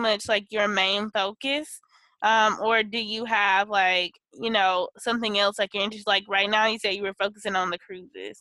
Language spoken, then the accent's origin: English; Mississippi, United States; moved away; also born or lived in New Orleans; I'm from Mississippi originally